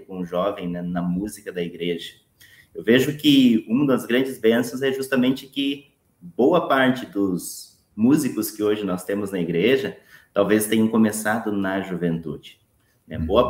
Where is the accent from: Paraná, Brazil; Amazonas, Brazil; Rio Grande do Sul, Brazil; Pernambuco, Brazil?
Paraná, Brazil; now in Porto Alegre, Brazil; Sou natural do, do, estado do Paraná